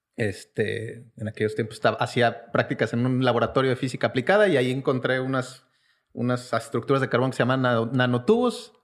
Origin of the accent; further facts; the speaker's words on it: Querétaro, Mexico; also born or lived in Mexico City; yo nací en Ciudad de México, nací en Iztapalapa, donde son …, este, pero crecí en la ciudad de Querétaro